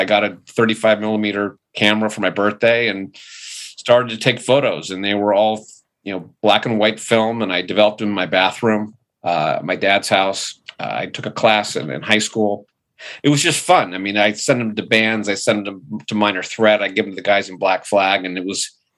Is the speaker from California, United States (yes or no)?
yes; Manhattan Beach, California, United States; I was born and raised in Manhattan Beach, so born in 1965